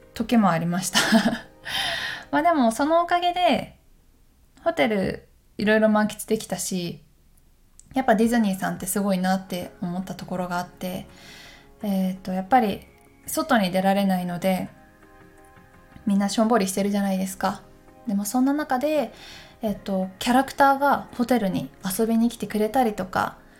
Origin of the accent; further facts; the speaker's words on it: Takayama, Gifu, Japan; moved away; あの私岐阜県の高山出身なんですけど高山の方にこの間帰った時に